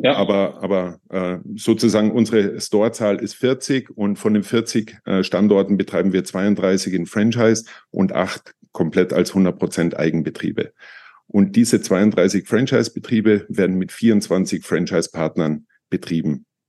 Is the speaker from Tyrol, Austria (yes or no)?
yes; Tyrol, Austria; Ich bin Österreicher, Tiroler